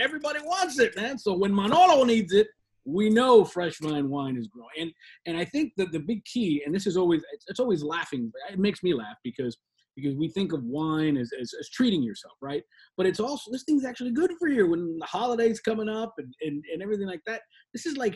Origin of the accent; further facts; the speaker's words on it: Southern California, United States; now in Florida, United States; I'm from Southern California originally, so I know about the fires and I know about the earthquakes